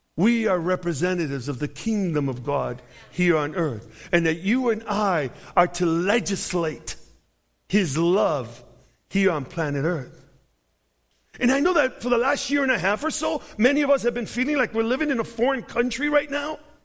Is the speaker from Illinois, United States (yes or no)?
yes; Chicago, Illinois, United States; I'm from Chicago.